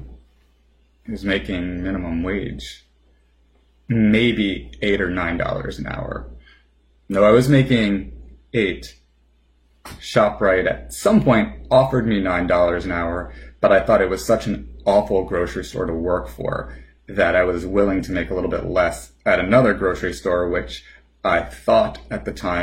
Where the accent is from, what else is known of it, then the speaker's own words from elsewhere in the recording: New Jersey, United States; as a New Jerseyan